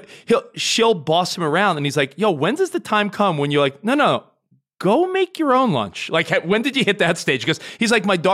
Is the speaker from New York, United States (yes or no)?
yes; New York, United States; now in Los Angeles, United States; I live in LA now, but I'm a New Yorker